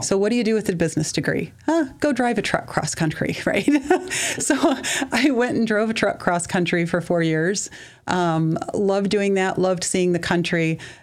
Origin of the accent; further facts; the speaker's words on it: Mount Carroll, Illinois, United States; also born or lived in Lanark, Illinois; now in Sterling, United States; I grew up originally in Mount Carroll in Lanark area, left to go to school